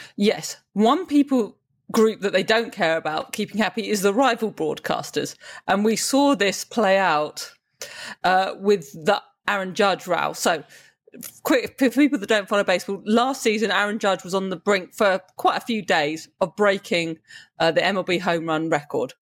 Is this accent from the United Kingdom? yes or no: yes; United Kingdom; as a Brit